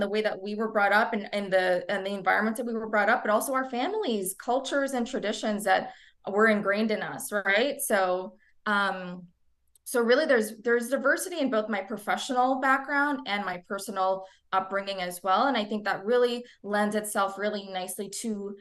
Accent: New Jersey, United States; I am a first generation American. I was born and raised in New Jersey.

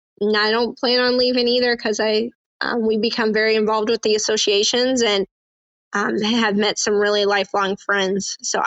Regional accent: Neosho, Missouri, United States; moved away; currently associated with Valley Gem Farm. Grew up on, born and raised in Neosho, Missouri, on my Will Farm with my parents and my siblings.

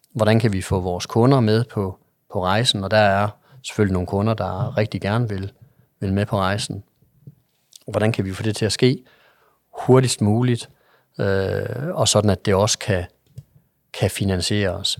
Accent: Jutland, Denmark; jeg er en jyde

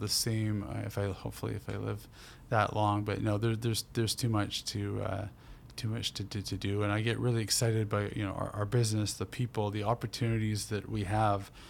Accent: Burnaby, British Columbia, Canada; also born or lived in Port Moody / Coquitlam; I grew up in Burnaby in a real mixed neighborhood

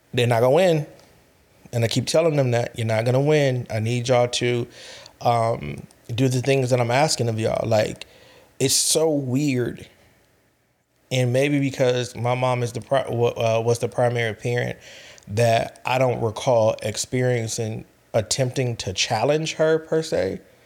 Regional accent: California, United States; I'm from California

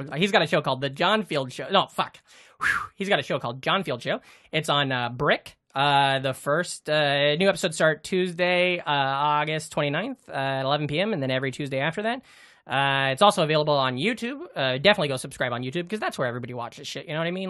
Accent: Iowa, United States; we're from Iowa

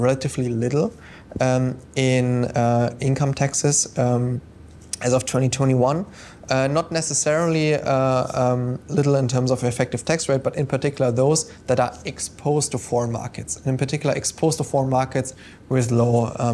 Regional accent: Germany; now in London, United Kingdom; my home country

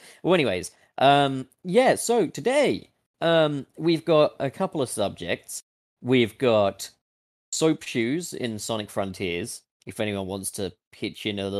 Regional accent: United Kingdom; I'm British.

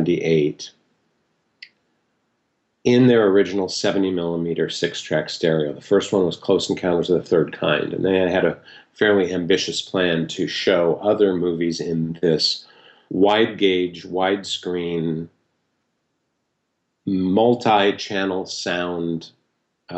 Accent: Seattle, Washington, United States; I grew up in Seattle

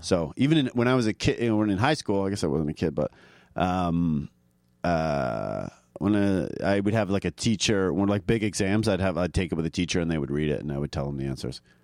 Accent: suburb of Toronto, Ontario, Canada; moved away; also born or lived in Vancouver; I'm from a, a, like a small suburb of Toronto

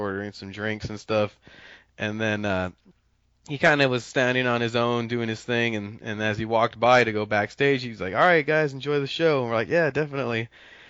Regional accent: Los Angeles, California, United States; I'm from Los Angeles originally

